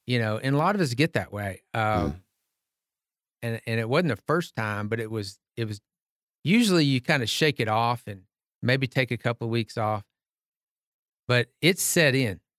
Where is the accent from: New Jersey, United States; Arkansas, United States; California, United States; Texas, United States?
Texas, United States; Tyler; I grew up in Tyler, Texas, a deacon's kid at Green Acres